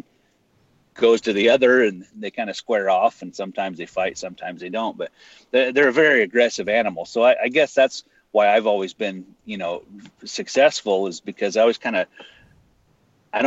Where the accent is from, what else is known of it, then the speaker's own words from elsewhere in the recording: north central Idaho, United States; I live in, you know, small town America, north central Idaho